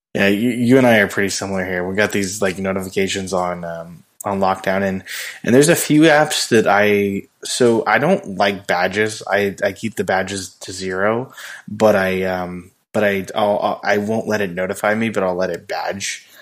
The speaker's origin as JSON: {"language": "English", "town": "Indian Wells", "region": "California", "country": "United States", "tie": "born or raised there", "said": "where I grew up in Indian Wells"}